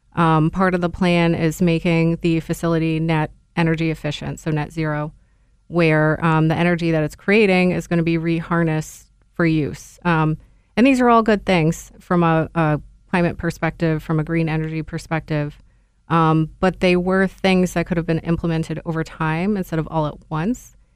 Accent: Niskayuna, New York, United States; I was born and raised in Niskiuna

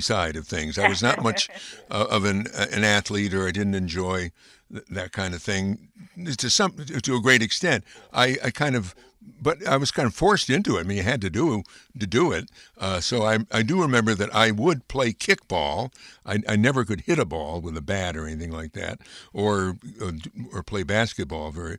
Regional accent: Amsterdam, New York, United States; I grew up in Amsterdam, New York

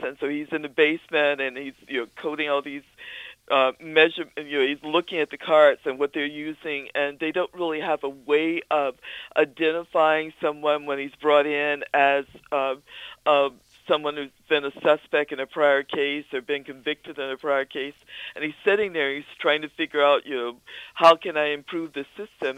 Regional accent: Danville, Virginia, United States; now in Albany, United States; my hometown of Danville, Virginia

